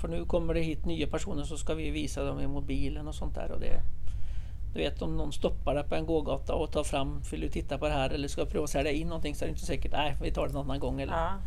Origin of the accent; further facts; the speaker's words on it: Norway; now in Sweden; jag kommer från Norge